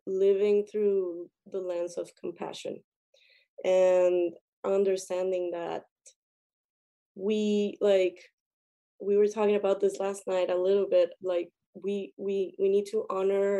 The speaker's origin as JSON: {"language": "English", "country": "Colombia", "said": "I come from Colombia, and in Colombia I had the chance to be with indigenous tribes a lot"}